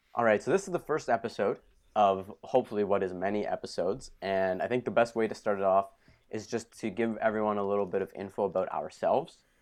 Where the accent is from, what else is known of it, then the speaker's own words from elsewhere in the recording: Thornhill, Ontario, Canada; I'm from Thornhill, Ontario